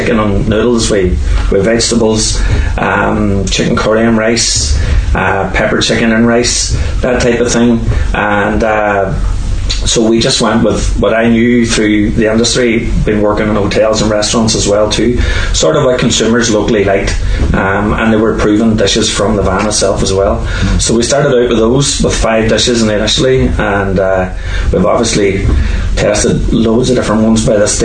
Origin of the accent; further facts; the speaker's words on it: Lifford, County Donegal, Ireland; I'm from Lufford. I was born and reared in Lufford and went to St. Patrick's School in Morlock